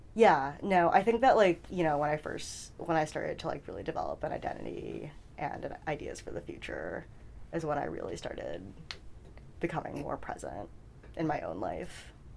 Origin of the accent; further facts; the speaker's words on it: New York City, New York, United States; also born or lived in Flushing, Queens; I was born in Flushing, Queens uh, in 1990